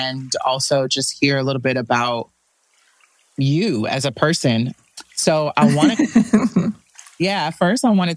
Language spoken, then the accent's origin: English; New York, United States; moved away; also born or lived in Miami; growing up in New York